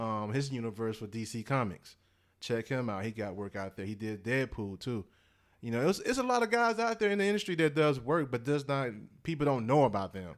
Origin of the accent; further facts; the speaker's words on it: Mississippi, United States; grew up in Mississippi, man. I'm born in the South. You know, I'm, I'm from Mississippi